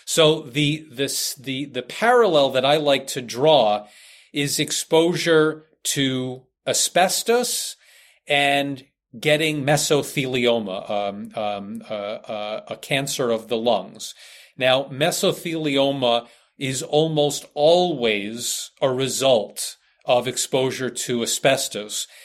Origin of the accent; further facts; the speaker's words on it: United States; being an American